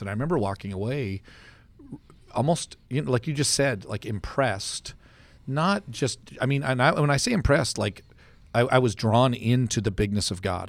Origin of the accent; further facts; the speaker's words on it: Canada; now in Stillwater, United States; I grew up in Canada